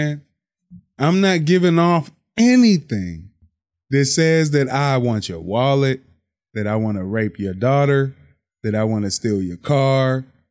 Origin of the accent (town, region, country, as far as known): Pittsburgh, Pennsylvania, United States; also born or lived in Clairton, Pennsylvania / Monroeville, Pennsylvania